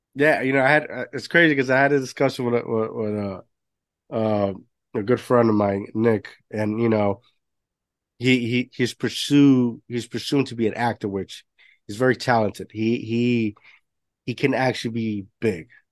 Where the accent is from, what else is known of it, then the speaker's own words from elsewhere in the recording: Puerto Rico; moved away; growing up my, my grandparents had a had a bar growing up in Puerto Rico